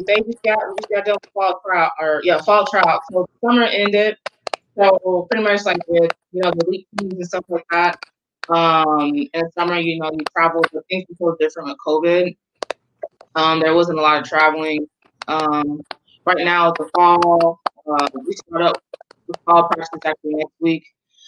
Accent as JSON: {"language": "English", "town": "Norfolk", "region": "Virginia", "country": "United States", "said": "Well, first, I'm originally from Norfolk, Virginia. Okay. So that's where I'm from."}